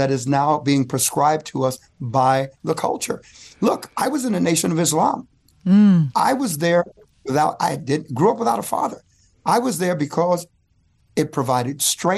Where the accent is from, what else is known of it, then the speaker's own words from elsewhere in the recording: New York City, New York, United States; When I was growing up in Bedford Stuyvesant in Brooklyn, we gravitated to Malcolm because of strength.